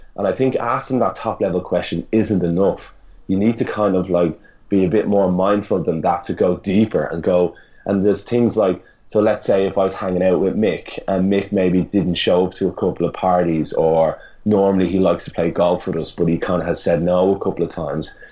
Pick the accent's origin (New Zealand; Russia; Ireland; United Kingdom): Ireland; now in Australia; as an Irish person